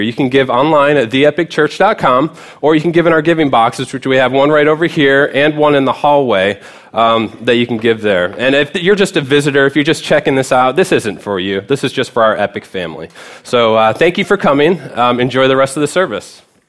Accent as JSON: {"language": "English", "area": "right outside of Detroit", "region": "Michigan", "country": "United States", "tie": "born or raised there", "moved": "yes", "said": "I grew up right outside of Detroit"}